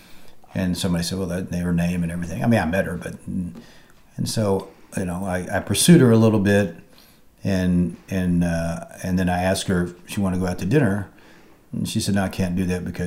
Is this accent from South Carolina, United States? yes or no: no; Dallas, Texas, United States; now in Charleston, United States; I was raised in Dallas